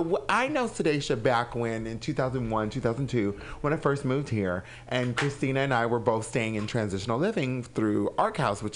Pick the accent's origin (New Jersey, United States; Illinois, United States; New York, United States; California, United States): California, United States; Anaheim; I'm originally from Anaheim, California.